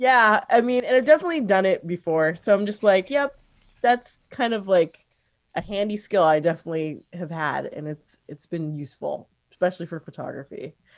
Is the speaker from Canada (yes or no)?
no; the Northwest, Pacific Northwest, United States; also born or lived in New York / San Francisco / Seattle / Portland; we moved here when I was about five. So I've been here most of my life